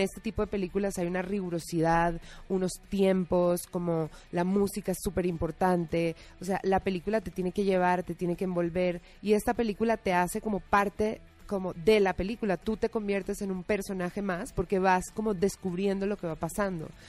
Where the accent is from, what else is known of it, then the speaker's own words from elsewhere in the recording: Colombia; moved away as an adult; now in Mexico; Yo soy colombiana, llevo siete años aquí